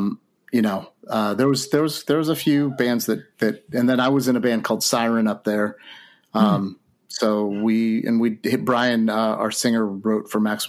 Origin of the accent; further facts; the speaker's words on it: Santa Rosa, California, United States; I grew up in Santa Rosa.